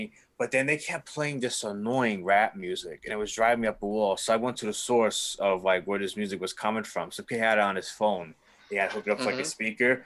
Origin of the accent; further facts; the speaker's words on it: New York City, New York, United States; accent: New York; moved away; I'm from New York City and they all like my New York accent that I got from my mom from imitating her so many years.